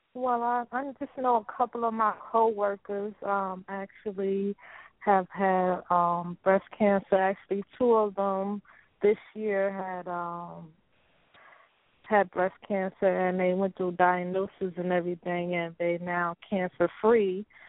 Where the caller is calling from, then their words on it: New York City, New York, United States; I'm calling from New York, Queens, New York